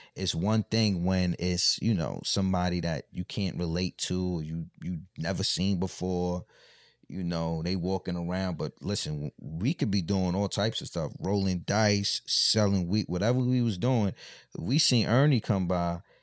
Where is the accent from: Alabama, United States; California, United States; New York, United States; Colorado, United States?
New York, United States; Mount Vernon; moved away; I'm from Mount Vernon, like, so, you know, that's like the country of New York